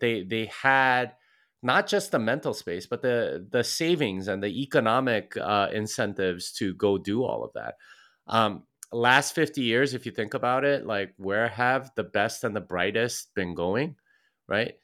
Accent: Texas, United States; I'm from Texas, and if you know anything about Texans, it's that we want you to know we're from Texas

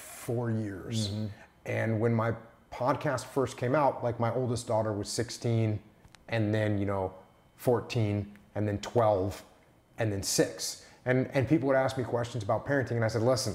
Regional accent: New England, United States; I grew up in New England

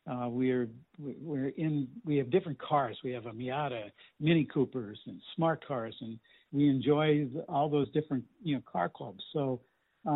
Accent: St. Louis, Missouri, United States; I grew up in Webster Glendale area

